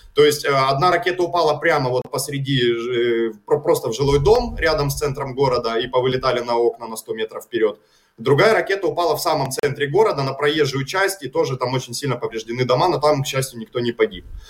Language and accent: Russian; Kharkiv, Kharkiv Oblast, Ukraine; Харьковщина и мой родной город